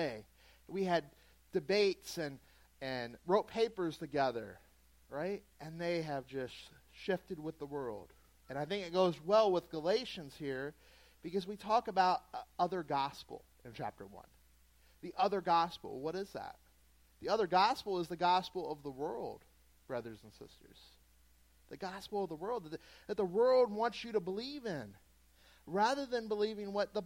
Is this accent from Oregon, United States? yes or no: no; Southeast Louisiana, United States; moved away; I'm from Southeast Louisiana